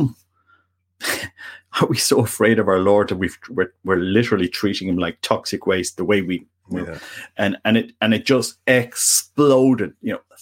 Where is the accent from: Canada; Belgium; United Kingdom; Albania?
Canada; also born or lived in Ireland; I'm Canadian. And Irish.